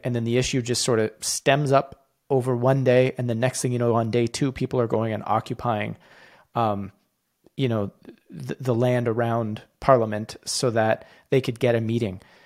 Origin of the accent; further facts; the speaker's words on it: Canada; as a Canadian